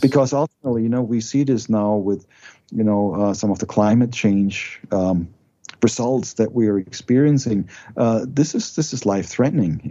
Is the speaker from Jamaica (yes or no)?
no; Germany; moved away as an adult; now in United States; I was raised in Germany.